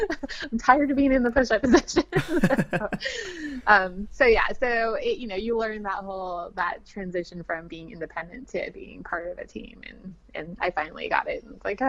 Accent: West Coast, United States; moved away as an adult; I was from the West Coast

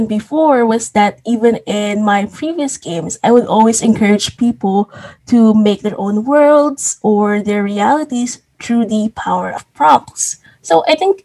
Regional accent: Philippines; I'm a Filipino

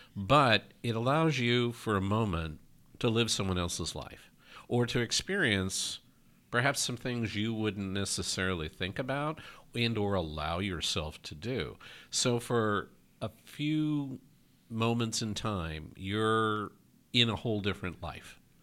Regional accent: New York, United States; now in Oregon, United States; I'm from New York originally

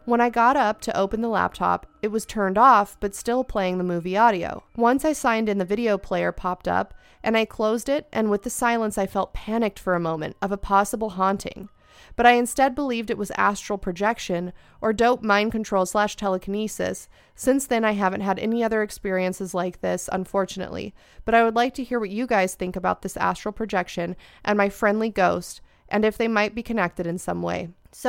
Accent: Australia; When I was in high school, maybe 5 or 6 years ago in year 11 or 12, I'm Australian, so final 2 years of school.

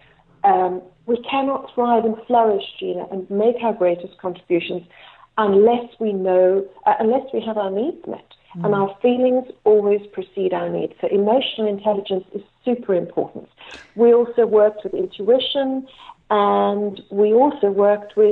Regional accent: Cape Town, Western Cape, South Africa; I was born in Cape Town

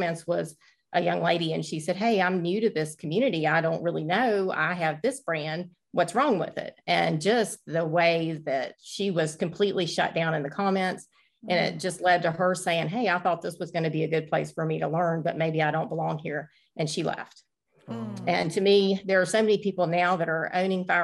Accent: Virginia, United States; I'm from Virginia

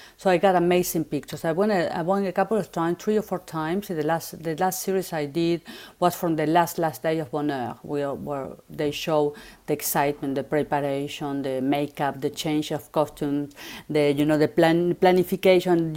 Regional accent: Buenos Aires, Argentina; English is a second language; moved away as an adult; now in Paris, France; I'm from Argentina. I grew up in Buenos Aires

